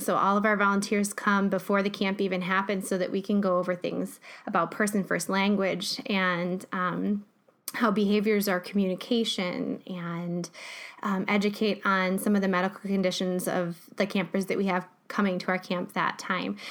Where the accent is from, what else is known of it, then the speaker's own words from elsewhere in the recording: Jackson, United States; my hometown